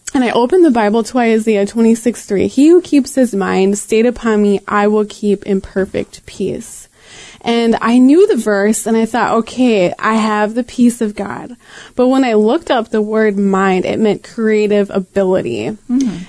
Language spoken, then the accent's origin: English; Green Bay, Wisconsin, United States; I grew up here in Green Bay